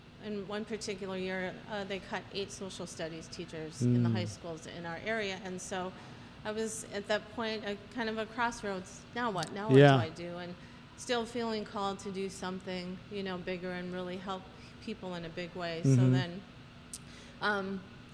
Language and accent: English; Prior Lake, Minnesota, United States; also born or lived in Virginia / Eagan, Minnesota; I was actually born in Virginia, but we quickly moved to Minnesota, and I grew up in Prior Lake